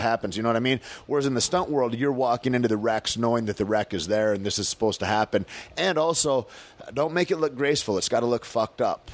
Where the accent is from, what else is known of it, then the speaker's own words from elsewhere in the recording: Michigan, United States; moved away; November 15th is such a big deal in my hometown